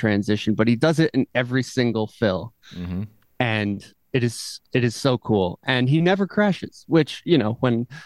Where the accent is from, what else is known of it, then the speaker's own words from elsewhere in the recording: Vermont, United States; I grew up in Vermont, and I had parents who were really into music